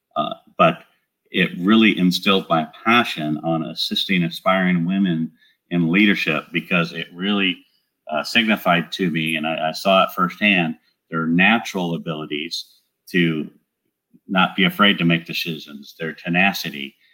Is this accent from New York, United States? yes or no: no; Southern California, United States; moved away as an adult; also born or lived in San Antonio, Texas; now in Great Smoky Mountains, United States; I'm from Southern California, where I was born and raised